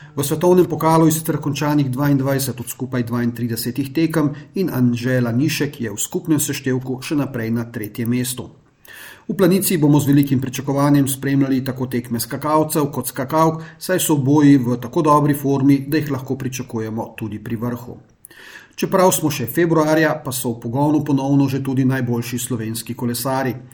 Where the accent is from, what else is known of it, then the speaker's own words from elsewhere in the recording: Slovenia; smo Slovenci